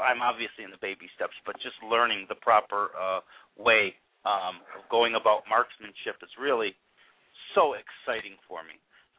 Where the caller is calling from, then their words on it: Pontiac, Michigan, United States; Well, I'm in Pontiac, Michigan, right north, just about 2 miles north of Detroit.